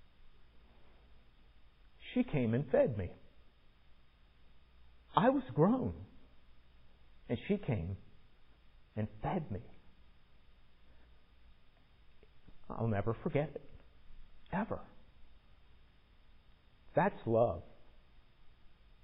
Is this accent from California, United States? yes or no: no; Virginia Beach, Virginia, United States; in my case growing up in Virginia Beach